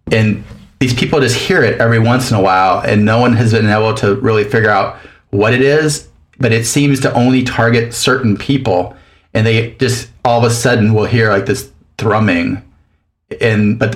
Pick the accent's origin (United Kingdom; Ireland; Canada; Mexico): Mexico; southern Mexico; also born or lived in Louisiana; now in Minneapolis, United States; I'm originally from Louisiana, grew up in southern Mexico, and then went to a bunch of different schools